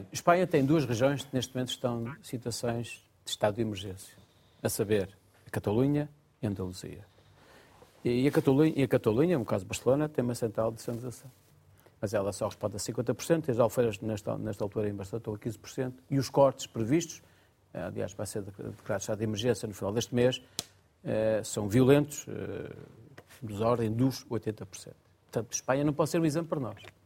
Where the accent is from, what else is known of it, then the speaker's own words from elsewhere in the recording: Porto, Norte, Portugal; Eu sou do Porto